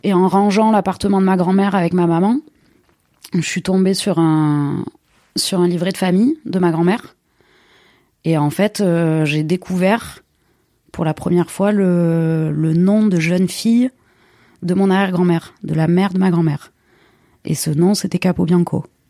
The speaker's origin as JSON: {"language": "French", "town": "Marseille", "region": "Provence-Alpes-Côte d'Azur", "country": "France", "tie": "born or raised there", "said": "je suis née à Marseille euh, et j'y vis depuis 35 ans. Mes souvenirs d'enfance à Marseille"}